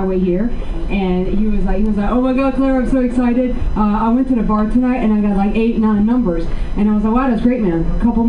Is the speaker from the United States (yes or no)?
no; France; I tell people that I'm French, they go, oh, so you're from Canada? I'm like, no, you douche. If I was from Canada, I would just say I'm Canadian.